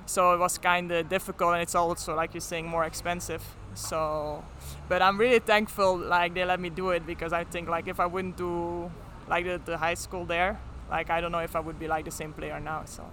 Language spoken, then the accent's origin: English; Flanders, Belgium; accent: Flemish; first language Flemish; English is a second language; moved away; my first language is like Flemish. Then we learn like when we have when we are 10 years old, we start learning French